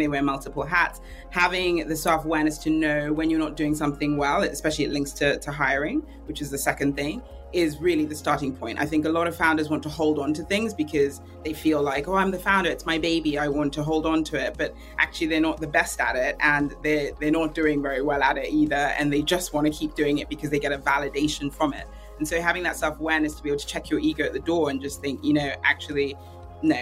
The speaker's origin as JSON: {"language": "English", "region": "London", "country": "United Kingdom", "said": "I'm a Londoner of Nigerian descent."}